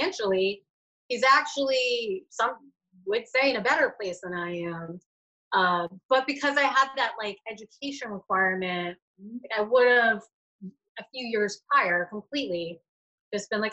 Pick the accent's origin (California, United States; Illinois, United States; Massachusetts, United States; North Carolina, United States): Massachusetts, United States; Boston; now in Rhode Island, United States; I'm from Massachusetts. I'm from the Boston area, but I live in Rhode Island